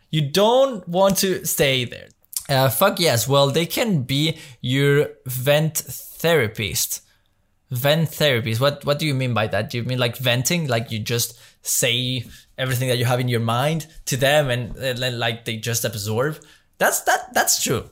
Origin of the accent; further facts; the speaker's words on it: Mexico; moved away as an adult; now in Belgium; I grew up in Mexico my Like, since I was three till I was nineteen, I spent my life in Mexico.